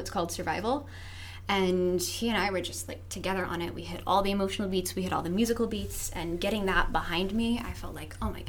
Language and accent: English; Nashville, Tennessee, United States; I grew up in Nashville, Tennessee, which is like a very, very big songwriting city.